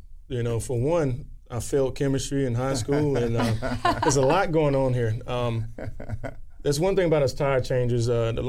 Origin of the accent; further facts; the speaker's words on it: New York City, New York, United States; now in North Carolina, United States; I was born in Bronx, New York, where hip hop initially started and grew.